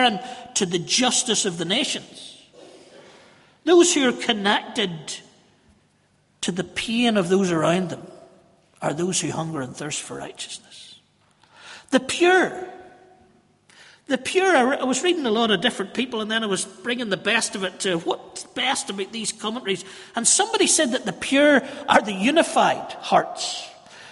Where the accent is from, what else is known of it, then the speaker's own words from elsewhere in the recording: Northern Ireland, United Kingdom; we're just Northern Irish